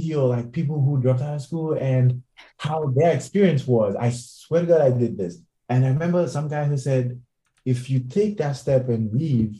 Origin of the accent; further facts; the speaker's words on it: Nigeria; moved away as an adult; now in Los Angeles, United States; I was in Nigeria, still working from Nigeria